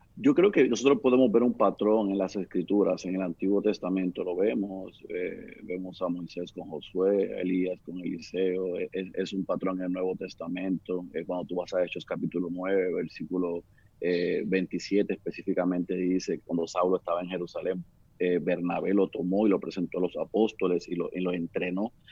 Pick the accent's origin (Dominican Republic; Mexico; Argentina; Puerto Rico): Puerto Rico; moved away as an adult; also born or lived in Oklahoma City; nací aquí en Puerto Rico